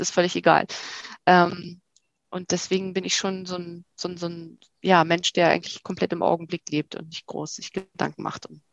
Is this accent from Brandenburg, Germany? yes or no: no; Rostock, Mecklenburg-Vorpommern, Germany; moved away as an adult; also born or lived in Berlin; Also ich komme aus Rostock-Evershagen, Plattenbausiedlung in der Nähe von Rostock-Lichtenhagen